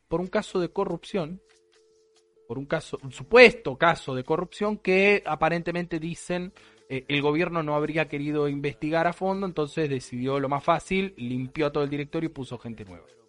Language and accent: Spanish; Argentina; como argentinos